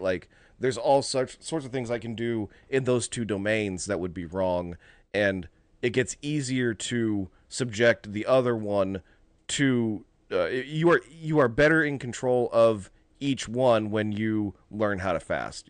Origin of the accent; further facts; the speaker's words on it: United States; as Americans